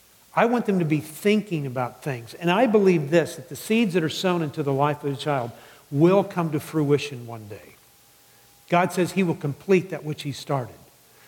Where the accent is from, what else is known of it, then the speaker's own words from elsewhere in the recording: the South, United States; It's interesting to me, and I grew up in the South. I mean, I was always told never to hang out with Catholics.